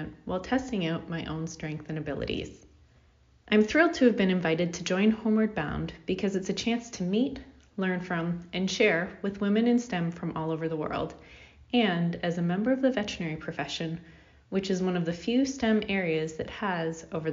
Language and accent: English; Canada; I'm a Canadian veterinarian